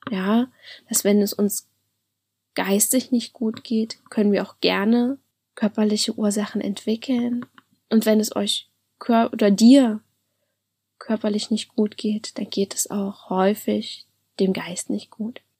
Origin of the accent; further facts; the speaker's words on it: Halle, Saxony-Anhalt, Germany; Also ich komme ja aus Halle an der Saale und das war dann in Leipzig.